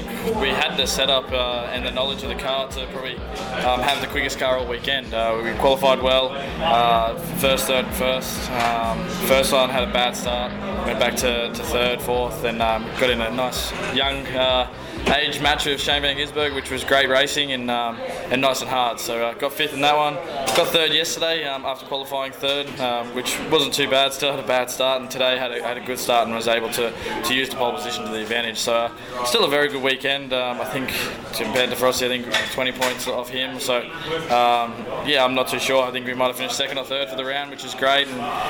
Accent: Queensland, Australia; I grew up in Queensland.

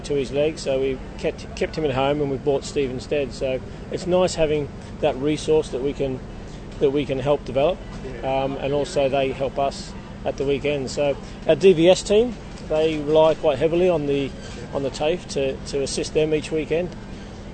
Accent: Sydney, New South Wales, Australia; moved away as an adult; also born or lived in Melbourne, Australia / United Kingdom; I was born in Melbourne, bred up in Sydney, and then returned to Melbourne to do a refrigeration apprenticeship

